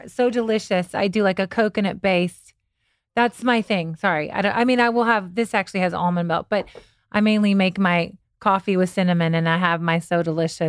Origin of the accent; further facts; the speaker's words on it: Kentucky, United States; I'm from Kentucky